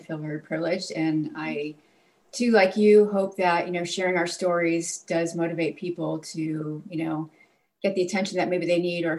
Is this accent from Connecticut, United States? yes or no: yes; Connecticut, United States; moved away as an adult; also born or lived in California; when I moved to California, I started to get chronic sinus infections because I grew up in Connecticut.